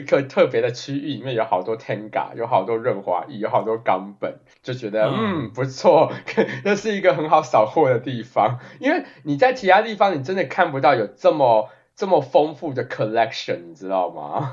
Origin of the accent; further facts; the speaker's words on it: Taiwan; now in United States; 我有跟他讲我是台湾人